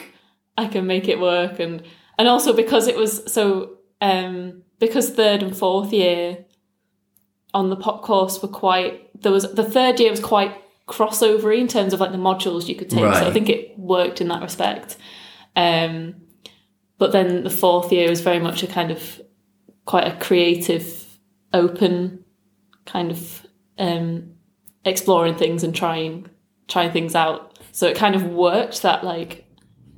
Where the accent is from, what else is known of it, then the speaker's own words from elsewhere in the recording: Manchester, North West England, United Kingdom; Manchester. Right. Yeah, sort of North Manchester, Bury, Bolton.